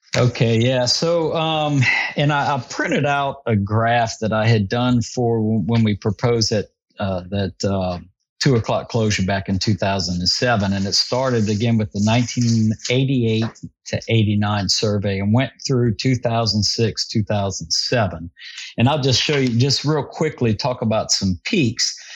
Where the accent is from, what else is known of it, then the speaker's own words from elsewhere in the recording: Vermilion Parish, Louisiana, United States; I grew up hunting in Vermilion Parish and with some of my buddies as teenagers